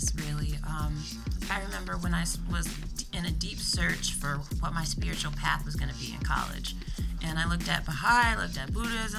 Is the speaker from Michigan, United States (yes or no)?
yes; Ann Arbor, Michigan, United States; growing up in Ann Arbor